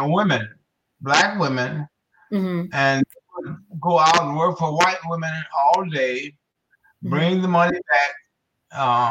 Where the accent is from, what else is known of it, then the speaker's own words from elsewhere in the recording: Detroit, Michigan, United States; Born and raised in Detroit, Michigan, and one of nine children